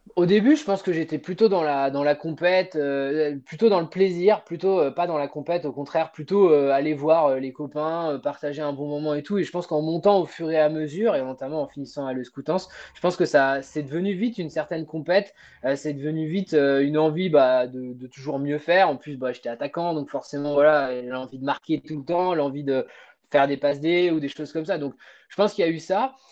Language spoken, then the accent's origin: French; Normandy, France; moved away as an adult; also born or lived in Brittany; now in Saint-Malo, France; je suis originaire à la base de Normandie. J'ai vécu toute ma bonne adolescence avec ma maman en, Normandie